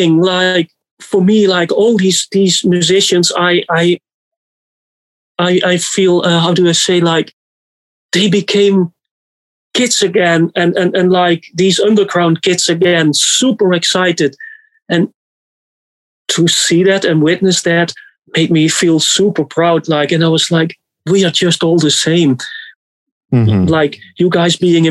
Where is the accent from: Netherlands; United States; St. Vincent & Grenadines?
Netherlands; I'm from the Netherlands